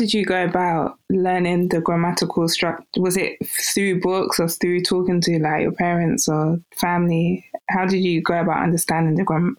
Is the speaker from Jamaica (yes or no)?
no; United Kingdom; even for me as a British-born Nigerian